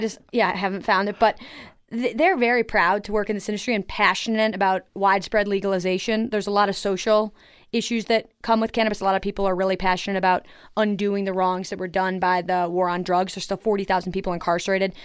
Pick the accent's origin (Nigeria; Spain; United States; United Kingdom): United States; Buffalo, New York; now in Colorado, United States; I grew up in Buffalo, New York